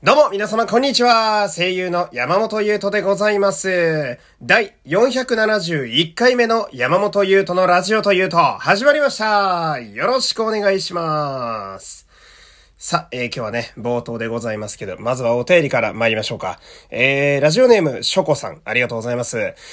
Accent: Fukui, Japan; 私もね、福井県という田舎の出身

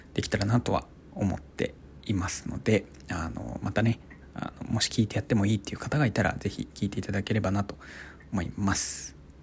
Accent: Iwate, Japan; 僕は生まれは岩手県ですねうんでそこから、まあ、特にねあの転勤族とかそういうわけでもなくてもうずっと岩手でまあ今というか大学まであのずっと岩手で育ってきた

